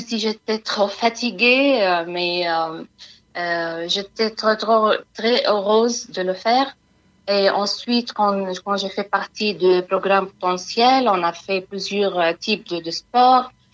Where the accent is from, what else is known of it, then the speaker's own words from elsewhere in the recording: Palestine; moved away as an adult; now in France; je suis palestinienne et je suis arrivée en France euh, en 2016